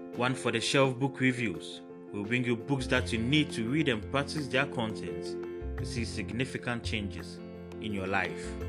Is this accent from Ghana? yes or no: yes; Ghana; As a Ghanaian author